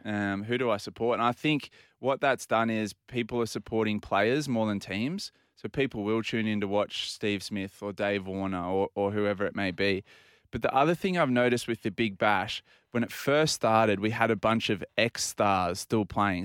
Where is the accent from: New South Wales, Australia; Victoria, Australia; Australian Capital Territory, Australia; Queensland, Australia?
New South Wales, Australia; Port Macquarie; growing up in Port Macquarie